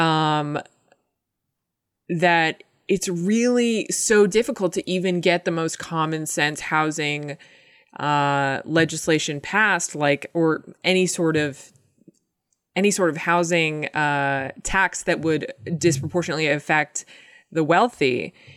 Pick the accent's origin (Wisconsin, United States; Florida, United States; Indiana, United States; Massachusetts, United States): Massachusetts, United States; Medfield; I'm from, uh, Medfield, Massachusetts